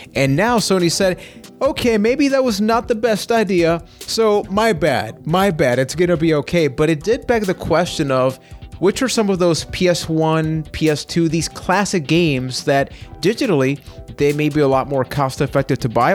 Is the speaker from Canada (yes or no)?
no; Puerto Rico; I am from Puerto Rico